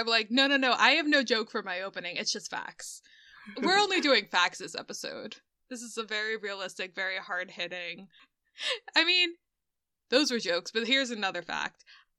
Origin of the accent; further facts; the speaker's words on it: Philadelphia, Pennsylvania, United States; accent: Philadelphia; I am from Philadelphia, so I pronounce water like water.